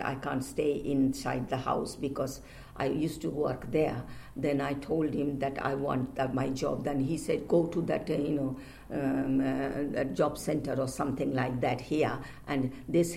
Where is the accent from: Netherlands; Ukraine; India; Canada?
India; Kolkata, West Bengal; moved away as an adult; now in London, United Kingdom; I came here 1968, a long time, more than 40 years. I came from India, Calcutta